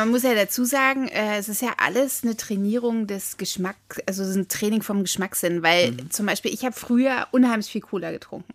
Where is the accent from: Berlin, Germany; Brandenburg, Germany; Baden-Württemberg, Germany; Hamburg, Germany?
Berlin, Germany; ich komme ja aus dem Friedrichshain